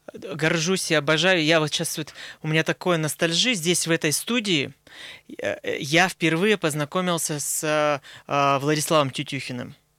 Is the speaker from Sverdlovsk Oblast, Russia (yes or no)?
yes; Nizhnyaya Salda, Sverdlovsk Oblast, Russia; я рос в Нижней Салде